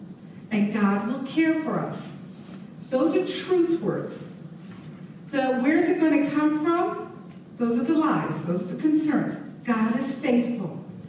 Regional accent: England, United Kingdom; I grew up in England. My parents were missionaries in Germany and England

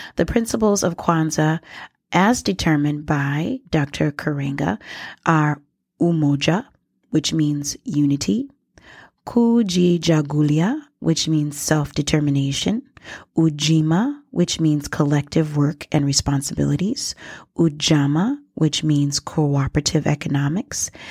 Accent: Minnesota, United States; also born or lived in Liberia; growing up in Minnesota

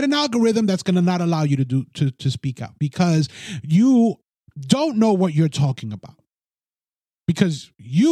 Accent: United States; I'm a Hispanic American

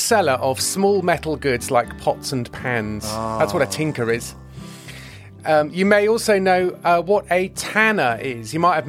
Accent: Yeovil, South West England, United Kingdom; They used to do that in my hometown of Yeovil, where I am at the moment.

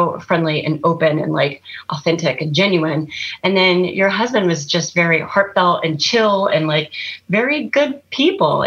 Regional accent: Austin, Texas, United States; moved away as an adult; also born or lived in Malaysia; I was born and raised in Texas, and I'd lived in Austin all my life

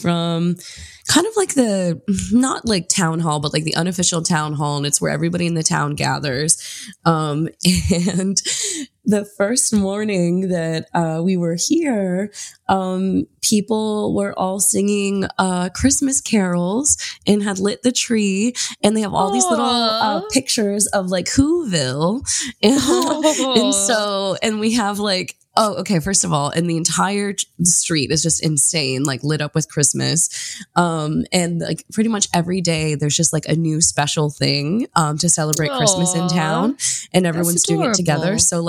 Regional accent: East Coast, United States; moved away as an adult; also born or lived in California; but I'm here now in my hometown and we love it. It's very cold and beautiful.

